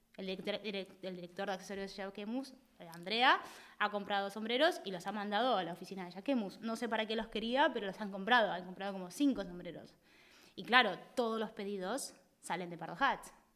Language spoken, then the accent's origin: Spanish; Argentina; also born or lived in Spain; now in Barcelona, Spain; nosotros somos, el argentino es muy intenso.